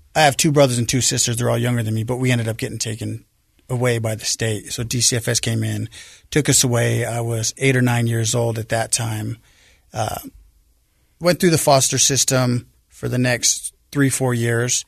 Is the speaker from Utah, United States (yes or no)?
yes; Salt Lake City, Utah, United States; I grew up here in Salt Lake. uh, on the west side of Salt Lake, the Glendale area